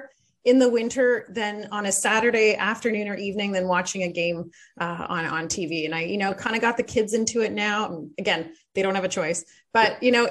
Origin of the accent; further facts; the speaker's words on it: Belleville, Ontario, Canada; moved away as an adult; now in Ottawa, Canada; I grew up in Belleville